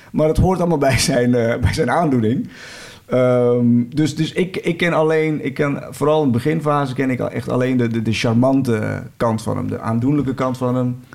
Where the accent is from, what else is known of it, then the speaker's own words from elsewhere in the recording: 's-Hertogenbosch, North Brabant, Netherlands; ik kom uit Den bos